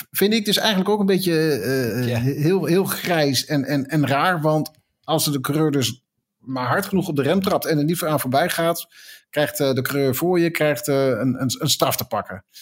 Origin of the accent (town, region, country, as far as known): Netherlands